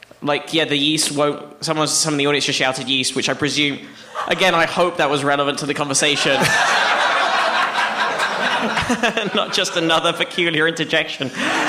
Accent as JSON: {"language": "English", "region": "London", "country": "United Kingdom", "tie": "born or raised there", "moved": "yes", "said": "I'm from London"}